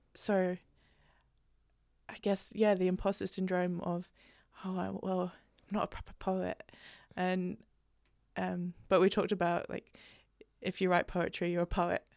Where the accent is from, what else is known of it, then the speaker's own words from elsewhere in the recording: England, United Kingdom; growing up, especially growing up in England